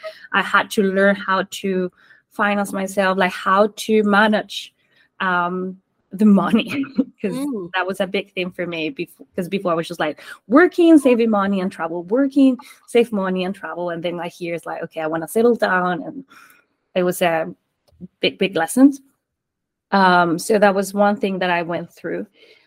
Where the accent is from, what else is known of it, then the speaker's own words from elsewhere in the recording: Colombia; born there; English is a second language; Like, I know I was born in Colombia, but I have moved so many, like I have lived in so many places that I didn't know where I was or where I was from.